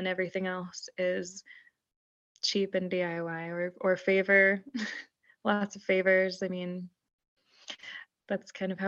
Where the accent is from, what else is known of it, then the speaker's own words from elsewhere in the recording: Houston, Texas, United States; No, I'm from Houston, Texas.